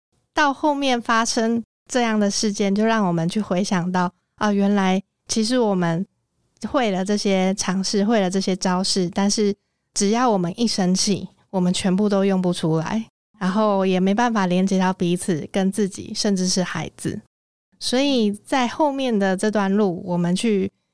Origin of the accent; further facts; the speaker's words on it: Miaoli, Miaoli County, Taiwan; now in Taipei, Taiwan; 我是在苗栗长大